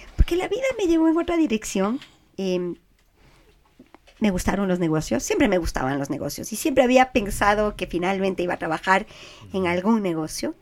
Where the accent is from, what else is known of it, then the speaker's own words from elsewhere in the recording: Quito, Pichincha, Ecuador; soy súper quiteña